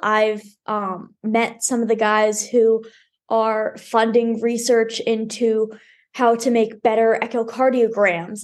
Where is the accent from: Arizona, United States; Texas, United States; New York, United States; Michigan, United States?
Texas, United States; Dallas; always been in Dallas